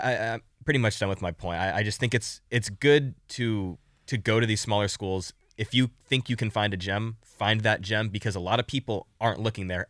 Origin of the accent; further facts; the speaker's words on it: San Diego, California, United States; I'm from San Diego